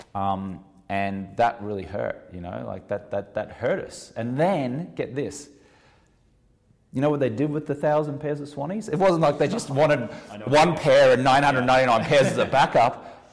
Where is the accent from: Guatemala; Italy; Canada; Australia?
Australia; now in Los Angeles, United States; even though I'm Australian